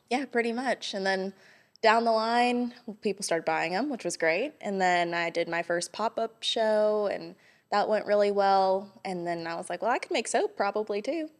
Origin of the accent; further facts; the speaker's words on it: Hawaii, United States; moved away as an adult; also born or lived in Los Angeles, California; now in Johnson City, United States; I was born and raised in Hawaii, and then about a week after I graduated high school, I moved to California